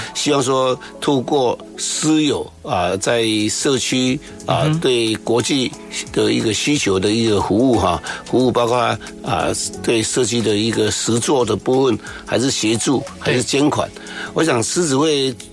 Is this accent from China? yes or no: no; Pinglin, New Taipei, Taiwan; moved away; 我来自于乡下，对。啊，来自于平林的乡下